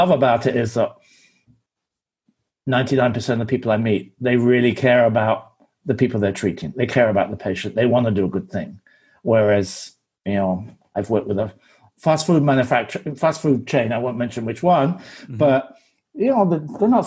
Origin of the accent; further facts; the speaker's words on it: England, United Kingdom; I'm English